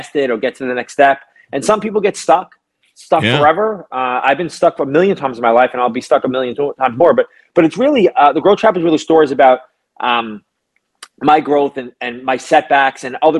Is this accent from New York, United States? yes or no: yes; New York City, New York, United States; I'm a kid from Brooklyn, New York. I grew up in an Italian neighborhood